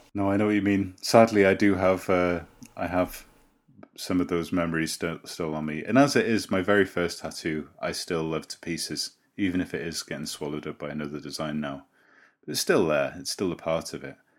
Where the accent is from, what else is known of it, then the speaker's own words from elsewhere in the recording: Llandudno, Wales, United Kingdom; I live in Llandudno, my hometown